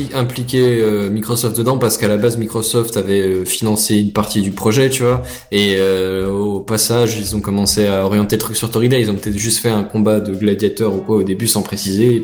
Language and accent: French; the North-East, north-east France, France; on vient du Nord-Est